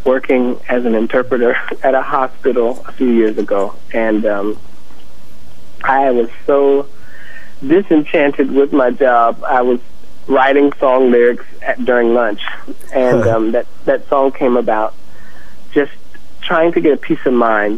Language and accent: English; North Carolina, United States; moved away; also born or lived in Hawaii / Washington, D.C.; my childhood growing up in the South